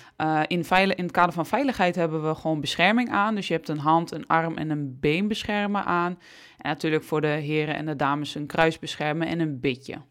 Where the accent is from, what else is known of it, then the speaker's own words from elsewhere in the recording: Almelo, Overijssel, Netherlands; Ik ben opgegroeid in Almelo